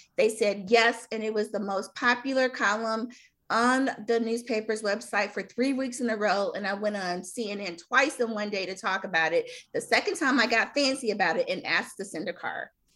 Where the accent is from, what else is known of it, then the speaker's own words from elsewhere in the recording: Chicago, Illinois, United States; I'm from Chicago